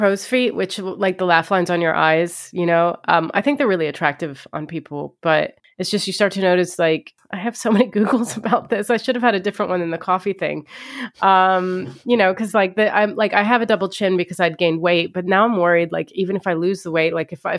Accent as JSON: {"language": "English", "region": "Ohio", "country": "United States", "tie": "born or raised there", "said": "I could have used the Kardashians growing up. Like, I grew up an Egyptian in Ohio."}